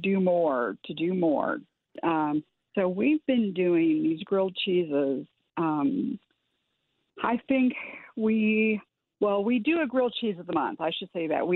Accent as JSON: {"language": "English", "region": "Iowa", "country": "United States", "tie": "born or raised there", "said": "I grew up in the Midwest, and I grew up in Iowa"}